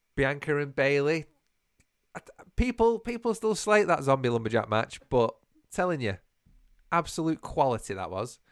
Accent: United Kingdom; we're so British.

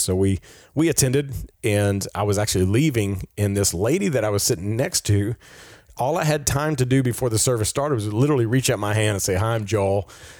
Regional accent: Peru; And I grew up with him in Peru.

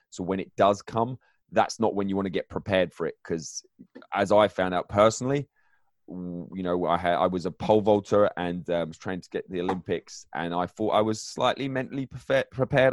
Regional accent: England, United Kingdom; also born or lived in northern Michigan; now in Michigan, United States; I'm originally from England

